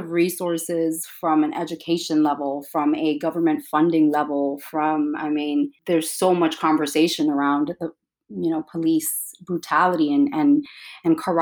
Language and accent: English; New York City, New York, United States; I was growing up in Williamsburg